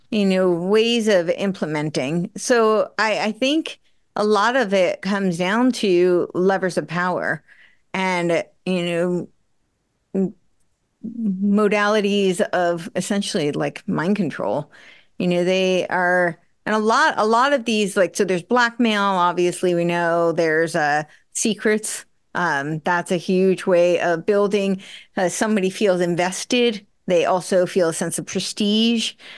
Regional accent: United States; I grew up right outside New York City

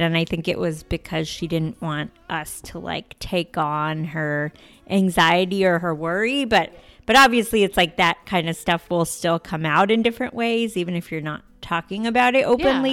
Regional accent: D.C., suburbs of Northern Virginia, United States; I grew up outside Washington, D C, in the suburbs of Northern Virginia

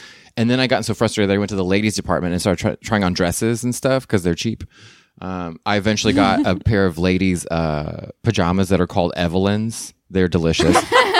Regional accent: North Texas, United States; now in Los Angeles area, United States; I grew up in North Texas

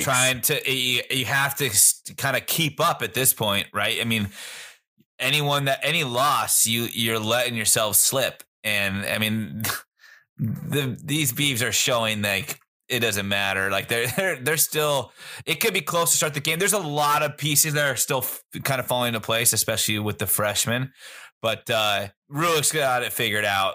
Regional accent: San Carlos, California, United States; I'm from San Carlos, California. We look at our neighboring city, Belmont, California

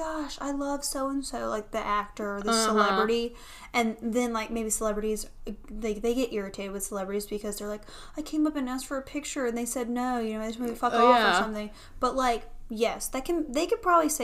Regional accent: the South, United States; growing up in the South, you're raised a little bit differently

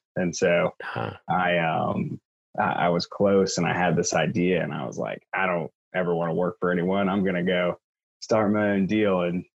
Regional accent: Columbia, South Carolina, United States; moved away as an adult; also born or lived in Virginia / Washington, D.C. / Costa Rica; I grew up in Columbia, South Carolina. Went to school up in Virginia at Washington and Lee.

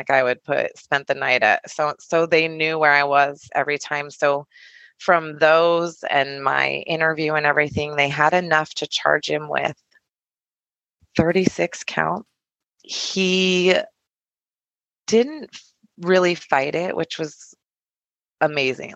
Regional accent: Tucson, Arizona, United States; I ended up moving back to Tucson

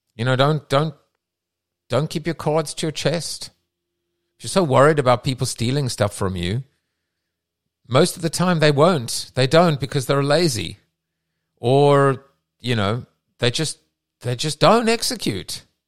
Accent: South Africa; moved away; I come from South Africa

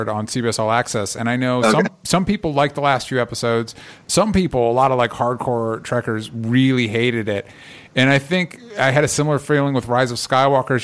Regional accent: Florida, United States; growing up in Florida

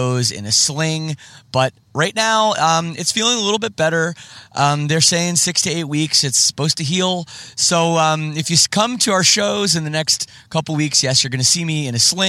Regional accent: Oakville, Ontario, Canada; I grew up in Oakville, Ontario

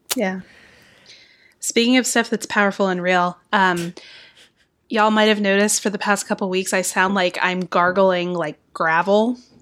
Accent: Texas, United States; now in Georgia, United States; I grew up in Texas

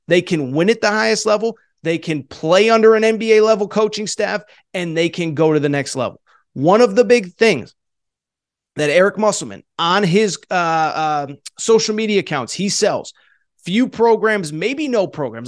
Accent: Connecticut, United States; growing up in Connecticut, in the Northeast

